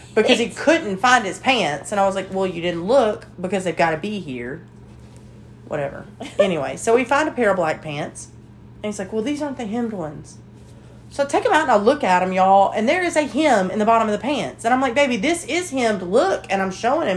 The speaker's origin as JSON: {"language": "English", "region": "Alabama", "country": "United States", "said": "we're from Alabama"}